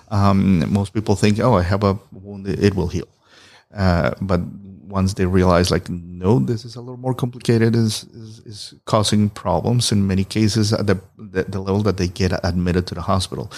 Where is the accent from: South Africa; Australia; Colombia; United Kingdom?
Colombia; moved away as an adult; I'm originally from Colombia